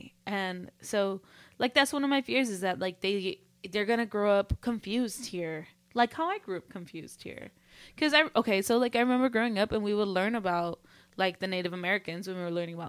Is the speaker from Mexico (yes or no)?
yes; Mexico; because you look like me and I'm from Mexico and you don't want to look like me.